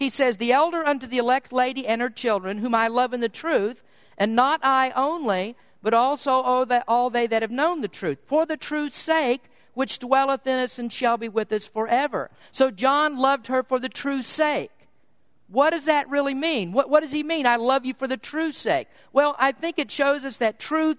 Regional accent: Kentucky, United States; moved away; I was born in Kentucky. We grew up with very different views of things between San Francisco and Kentucky

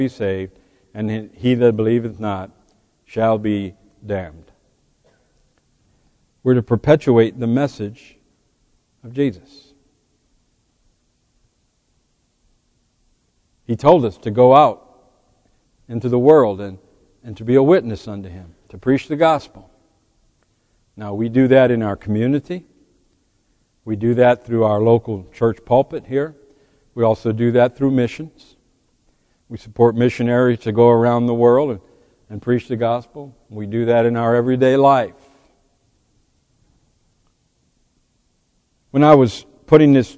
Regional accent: United States; As an American, I owe a debt as an American

